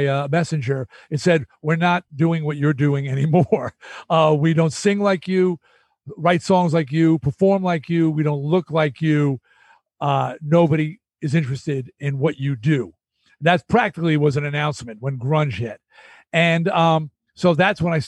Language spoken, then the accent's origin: English; Long Island, New York, United States; I was from Long Island